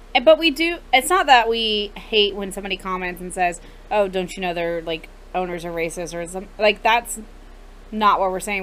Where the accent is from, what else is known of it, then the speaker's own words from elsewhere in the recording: Atlanta, Georgia, United States; now in Jacksonville, United States; I'm from Atlanta